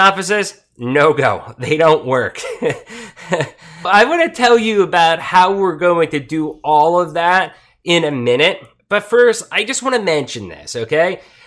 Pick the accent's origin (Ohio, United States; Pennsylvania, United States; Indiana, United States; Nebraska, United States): Pennsylvania, United States; Pottsville; moved away as an adult; also born or lived in Tijuana, Mexico; I was born in Coal Country, Pennsylvania, a small city called Pottsville. And at 18, I wanted out.